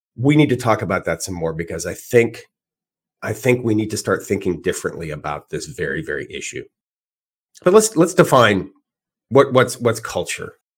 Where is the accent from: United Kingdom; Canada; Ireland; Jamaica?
Canada; Edmonton, Alberta; moved away; I'm originally from Edmonton, Alberta, and all my family is still there